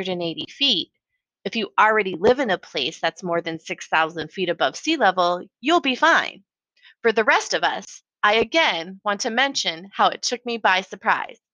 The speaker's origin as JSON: {"language": "English", "region": "Colorado", "country": "United States", "tie": "born or raised there", "moved": "yes", "lives_now": "Portland, United States", "said": "I grew up in Colorado"}